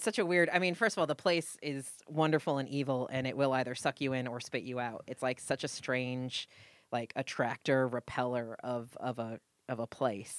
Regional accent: New England, United States; now in Los Angeles, United States; I am Puritan from New England

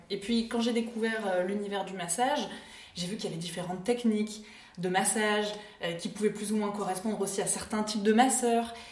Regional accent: Clermont-Ferrand, Auvergne-Rhône-Alpes, France; J'ai grandi, euh, à Clermont-Ferrand.

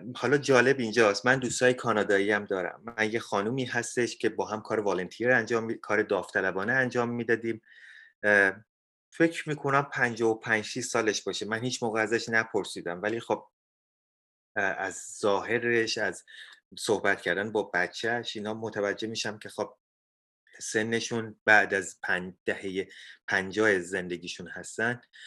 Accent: Iran; now in Canada; ما ایرانی ها

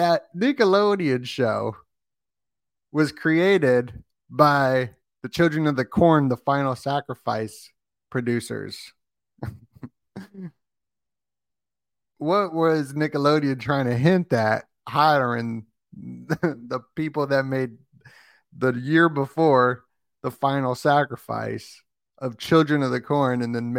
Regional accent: Las Vegas, Nevada, United States; I'm from Las Vegas

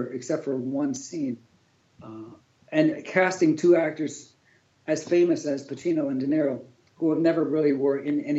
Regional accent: Pittsburgh, Pennsylvania, United States; Yeah, well, you know, growing up in Pittsburgh, and make it, even working with George, you know, we knew it was time.

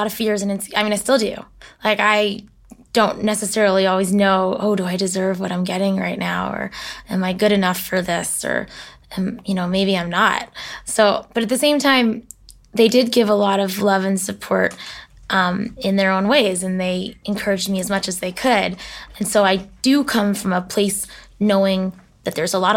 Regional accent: Newton, Massachusetts, United States; I come from Boston. I grew up in Newton, Massachusetts, about 15 minutes outside of Boston

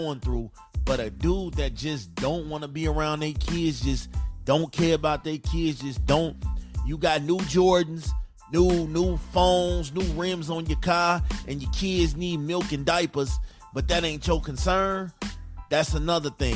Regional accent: Chicago, Illinois, United States; moved away as an adult; I'm from Chicago

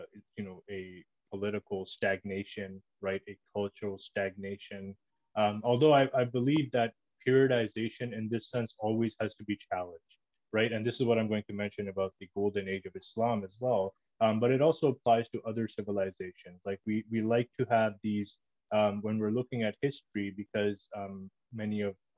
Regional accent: Toronto, Ontario, Canada; I grew up in Toronto, Canada.

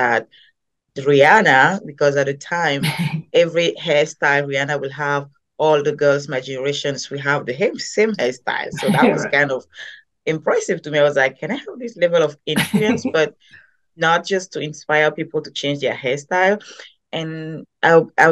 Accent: Cameroon; moved away as an adult; now in United States; I am originally from Cameroon, as you can hear from my accent. I moved into the United States a few years ago

